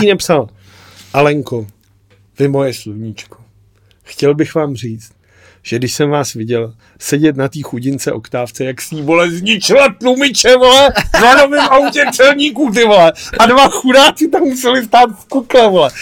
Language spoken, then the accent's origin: Czech; Czechia; my jako Češi